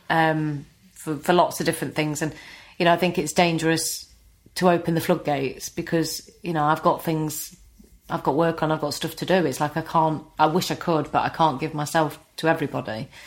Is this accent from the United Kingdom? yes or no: yes; East Midlands, United Kingdom; accent: Nottinghamshire; I would try and change my accent slightly, you know, make it less Notts